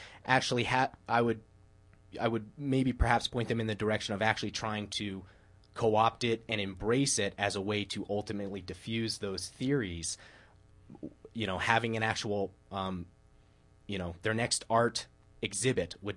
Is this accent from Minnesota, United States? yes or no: no; Denver, Colorado, United States; I was from Denver